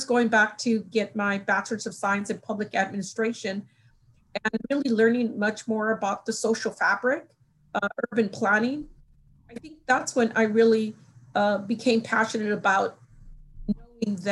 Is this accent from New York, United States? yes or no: no; Los Angeles, California, United States; moved away; I grew up in Los Angeles